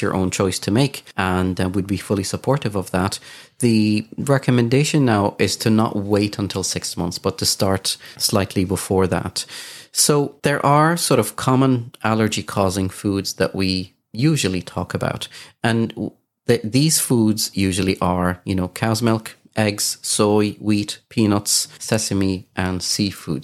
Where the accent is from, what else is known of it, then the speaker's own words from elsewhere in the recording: Kuwait; moved away; I grew up in Kuwait